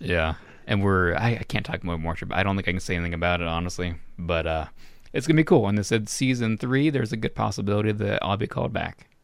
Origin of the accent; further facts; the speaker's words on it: Florida, United States; moved away; my hometown in Florida